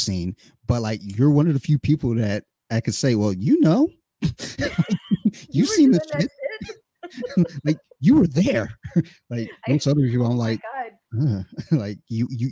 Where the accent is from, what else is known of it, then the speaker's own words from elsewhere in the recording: Detroit and Flint, Michigan, United States; I was in Detroit, Michigan and Flint, Michigan in the 80s